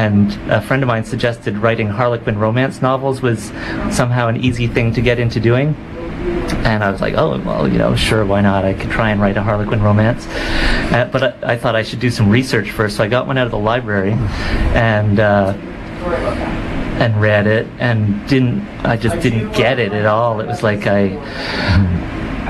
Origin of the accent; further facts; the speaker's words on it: Guelph, Ontario, Canada; moved away as an adult; also born or lived in Manitoba / Toronto; now in Vancouver, Canada; I'm originally from Manitoba, and spent sort of my teen years in Ontario, in Guelph, Ontario, and went to university in Toronto